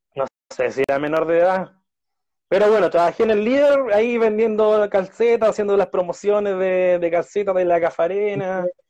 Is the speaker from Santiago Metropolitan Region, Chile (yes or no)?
yes; Santiago, Santiago Metropolitan Region, Chile; also born or lived in southern Chile; Micalvi, bueno, es donde, donde vivo desde, desde los años 90